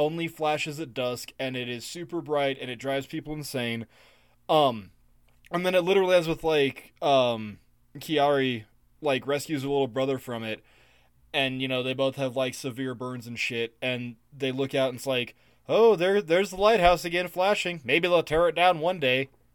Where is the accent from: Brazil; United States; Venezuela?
United States; I'm an American male